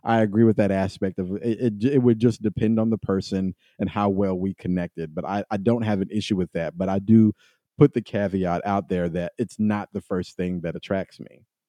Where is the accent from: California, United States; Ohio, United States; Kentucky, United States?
Kentucky, United States; I came from Kentucky